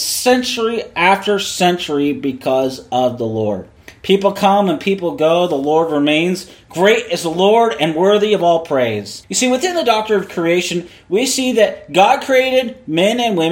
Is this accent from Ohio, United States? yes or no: no; Seattle, Washington, United States; I was born in Seattle. I was raised in Seattle